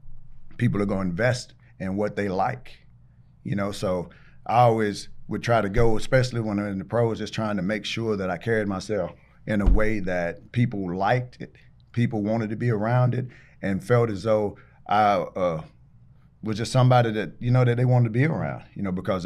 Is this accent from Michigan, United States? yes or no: no; Taylors, South Carolina, United States; But yeah, I grew up in the Taylor's area. Went to Riverside High School.